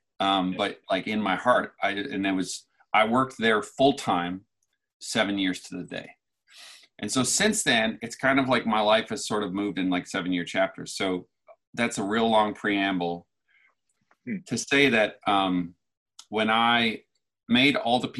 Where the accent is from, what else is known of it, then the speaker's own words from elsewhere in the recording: Newfoundland and Labrador, Canada; now in Phoenix, United States; I grew up in Newfoundland, Canada. 25 years ago this year, I moved to Arizona, Phoenix